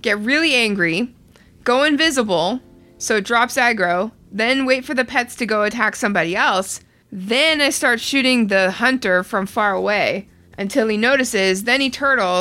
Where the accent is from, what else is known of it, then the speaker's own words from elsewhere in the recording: Canada; I'm too Canadian